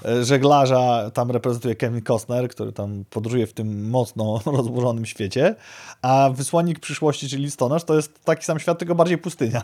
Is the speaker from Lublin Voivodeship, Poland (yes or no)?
no; Białystok, Podlaskie Voivodeship, Poland; w naszym dobrym, porządnym Białymstoku